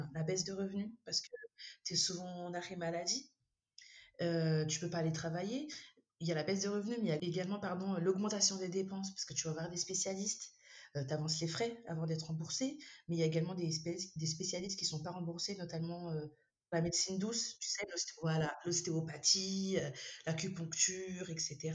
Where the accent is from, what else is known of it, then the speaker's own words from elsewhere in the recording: Madagascar; je suis malgache, donc africaine